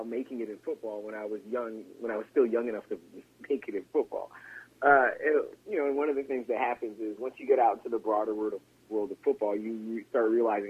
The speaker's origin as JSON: {"language": "English", "town": "Chicago", "region": "Illinois", "country": "United States", "said": "But I'm a different generation. I'm from Chicago. I have rights."}